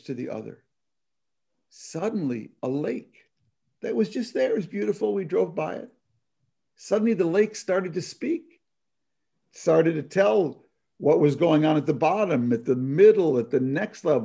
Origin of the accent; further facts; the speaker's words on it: Minneapolis, Minnesota, United States; now in Bethesda, United States; Minneapolis, my hometown.